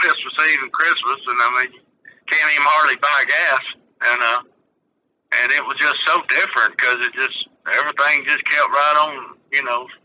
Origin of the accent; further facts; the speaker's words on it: the South, United States; accent: southern; I just sound like a southerner